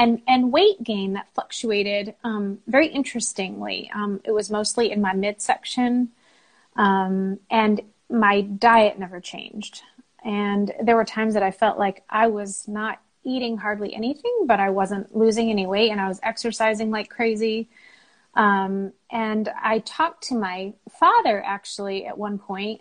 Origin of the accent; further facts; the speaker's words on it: San Jose, California, United States; moved away as an adult; also born or lived in Seattle; now in North Carolina, United States; I lived in California most of my life. Bay Area, San Jose